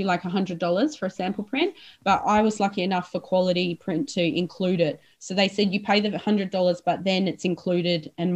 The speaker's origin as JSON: {"language": "English", "region": "Western Australia", "country": "Australia", "also_born_or_lived": "Melbourne / Sydney", "said": "I'm West Australian"}